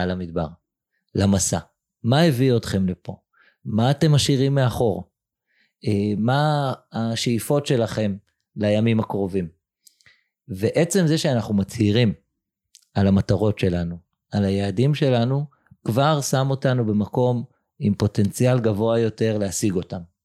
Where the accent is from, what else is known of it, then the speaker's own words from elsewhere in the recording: Jerusalem, Jerusalem District, Israel; גדלתי בירושלים של שנות ה-80